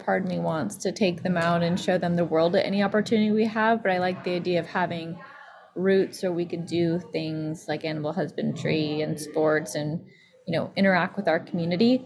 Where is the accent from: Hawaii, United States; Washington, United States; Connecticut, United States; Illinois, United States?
Washington, United States; Snoqualmie Valley; I grew up in Snoqualmie Valley, which is not as rural as it used to be